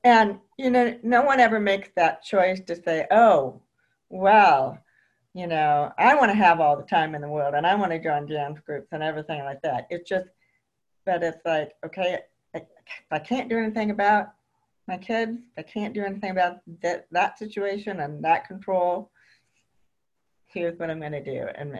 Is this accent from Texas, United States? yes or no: no; Arizona, United States; moved away as an adult; also born or lived in Chicago suburb, Illinois; I was raised basically in Arizona, but then through a job transfer, spent 7 years in Chicago, a suburb of Chicago